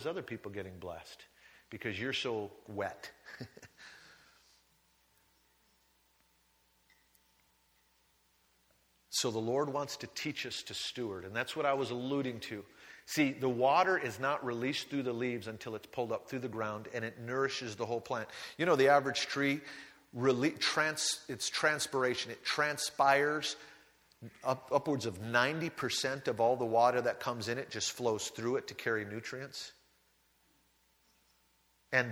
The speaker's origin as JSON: {"language": "English", "country": "United States", "tie": "born or raised there", "moved": "yes", "said": "I grew up on the Great Lakes"}